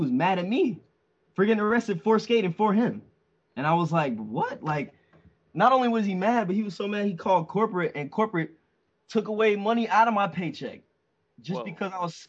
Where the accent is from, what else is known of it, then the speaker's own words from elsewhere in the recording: Canada; we're Canadian